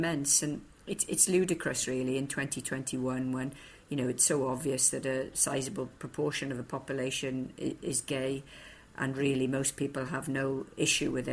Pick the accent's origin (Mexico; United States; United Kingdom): United Kingdom; Bridgend, Wales; also born or lived in Liverpool; that little girl growing up in Bridgend